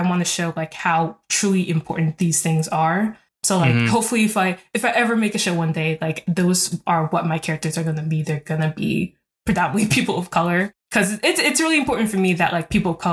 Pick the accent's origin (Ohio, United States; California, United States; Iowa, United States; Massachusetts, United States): Ohio, United States; Columbus; also born or lived in Newark, New Jersey / Ghana (ancestry); Even though I grew up in Columbus, and Columbus is not a huge city, I was born in New Jersey, in like the city, like in Newark